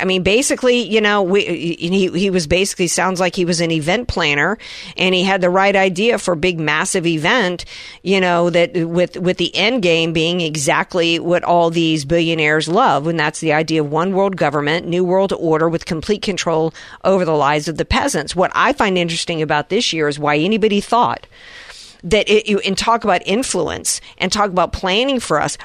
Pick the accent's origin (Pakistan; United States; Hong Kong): United States; the South; being a Southerner